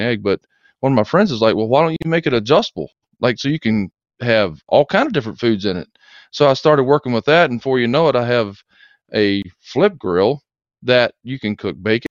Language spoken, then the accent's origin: English; Augusta, Georgia, United States; I grew up in Augusta, Georgia